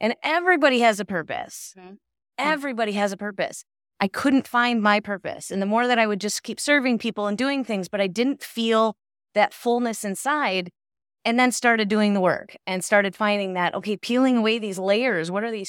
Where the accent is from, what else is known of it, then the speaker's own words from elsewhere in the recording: Michigan, United States; moved away; I was raised up in Michigan, so it was a lot different seeing the snow covered on the lights and stuff.